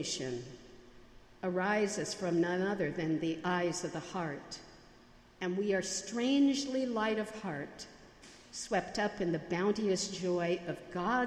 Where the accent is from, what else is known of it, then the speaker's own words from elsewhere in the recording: United States; accent: Yankee; my Yankee accent